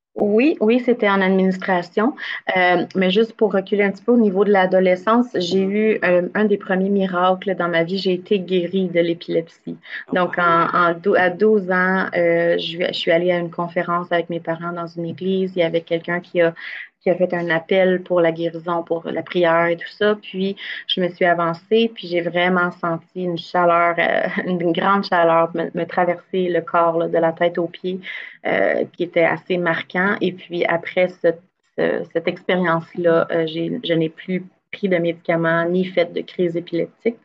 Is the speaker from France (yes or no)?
no; Gatineau, Quebec, Canada; j'ai grandi à Gatineau, je viens de la région